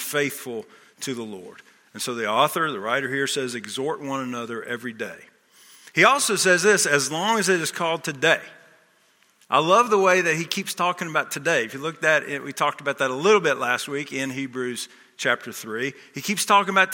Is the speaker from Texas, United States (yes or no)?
yes; Texas, United States; moved away as an adult; also born or lived in Wilmington, Delaware; I grew up in Texas